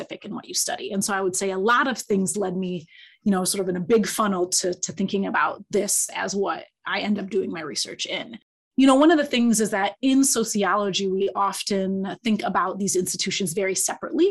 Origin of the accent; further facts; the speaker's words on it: Kalamazoo, Michigan, United States; moved away as an adult; also born or lived in Ann Arbor, Michigan / Ithaca, New York; now in Notre Dame, United States; I was born in Ann Arbor and grew up in Kalamazoo